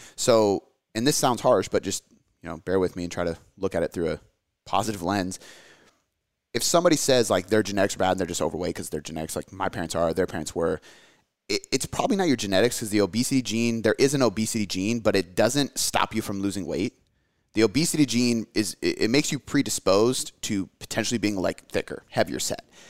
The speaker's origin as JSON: {"language": "English", "country": "United States", "said": "my parents are from America, I'm from America, my daughter's from America"}